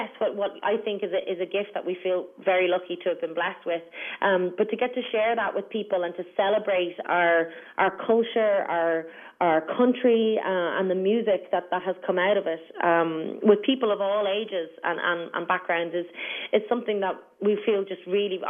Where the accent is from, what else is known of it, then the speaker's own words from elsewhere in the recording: Ireland; a lot of it is from our homeland